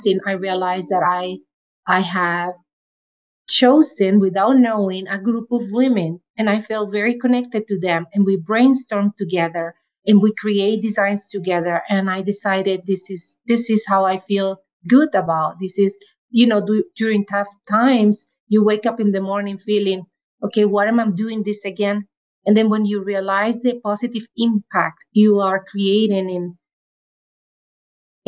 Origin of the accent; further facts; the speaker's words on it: Venezuela; moved away as an adult; now in Calgary, Canada; I am from Venezuela